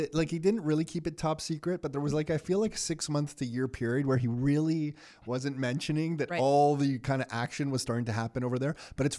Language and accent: English; Mississauga, Ontario, Canada; now in Hamilton, Canada; When we grew up in Mississauga, you know what Hamilton was like a running joke.